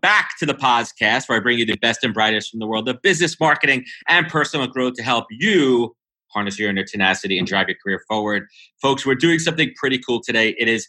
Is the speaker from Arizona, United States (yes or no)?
no; New York, United States; I'm a New Yorker, man.